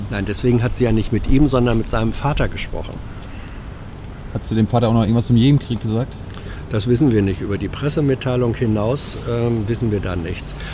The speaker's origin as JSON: {"language": "German", "region": "Berlin", "country": "Germany", "said": "Ich bin Berliner, ne?"}